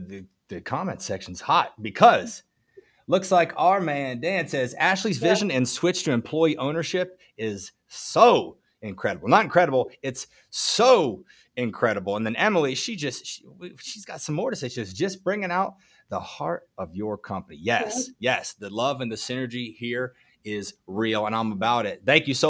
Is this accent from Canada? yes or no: no; Tanzania; English is a second language; It is an amazing book, though I'm from Tanzania, but the book revives one's passion in manufacturing